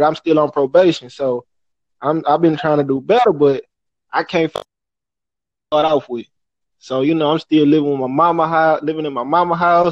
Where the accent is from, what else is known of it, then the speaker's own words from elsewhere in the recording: Houston, Texas, United States; I'm from Houston, Texas, out here on the north side